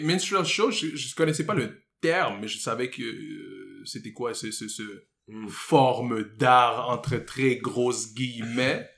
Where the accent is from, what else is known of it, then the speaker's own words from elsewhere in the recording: Montreal, Quebec, Canada; j'ai grandi à Côte-des-Neiges, la section francophone de, Côte-des-Neiges